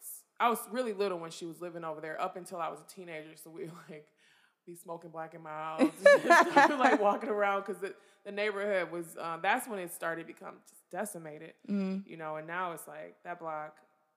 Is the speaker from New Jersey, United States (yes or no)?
no; Michigan, United States; Like I have family. We grew up like on Gratiot and Mac, and pretty much like my family lives in enclaves wherever they are.